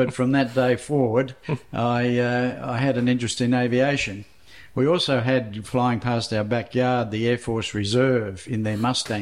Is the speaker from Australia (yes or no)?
yes; Ringwood, Victoria, Australia; I was born in Ringwood, Victoria